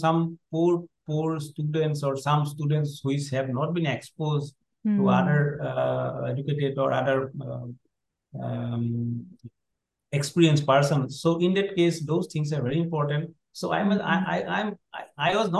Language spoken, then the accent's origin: English; Assam, India; when I was in a primary school in class, class four. At the time, I was in not in English medium. That was in Assamese medium, our state language.